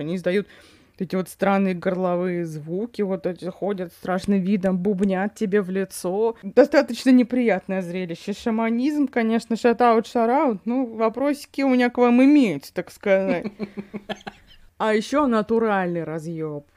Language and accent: Russian; Yakutia, Sakha Republic, Russia; я из Якутии